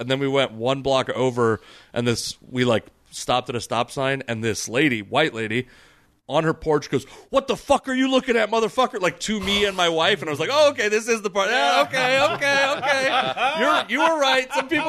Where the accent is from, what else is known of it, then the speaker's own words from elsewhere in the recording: Fife, Washington, United States; also born or lived in Tacoma, Washington / Federal Way, Washington; I was born in Federal Way. When I was born, we lived in Federal Way. I was actually born at Tacoma General. And then we moved to Fife when I was like 5 years old. And I lived there for a long time